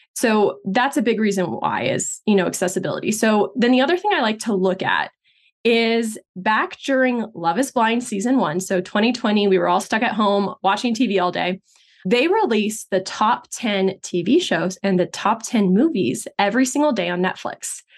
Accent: Texas, United States; I grew up in Texas, but my parents are Brazilian

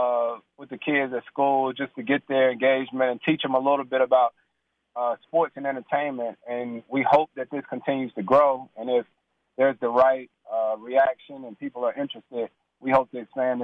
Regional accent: Winston-Salem, North Carolina, United States; I bring 4 to 5 kids from all of the NBA cities that I played in, including my hometown of Winston-Salem.

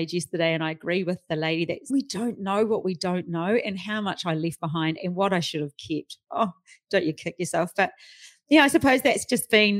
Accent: New Zealand; moved away as an adult; now in Australia; I'm from New Zealand.

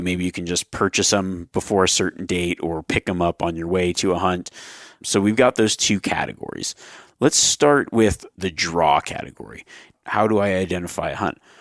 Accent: Nevada, United States; my Nevada tags that are coming out, but that, that's my home state

